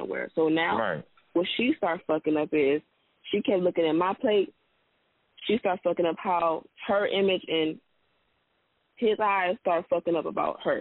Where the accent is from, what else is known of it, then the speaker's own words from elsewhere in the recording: Los Angeles, California, United States; I'm from South Central, so I'm more kind of like more hooded than her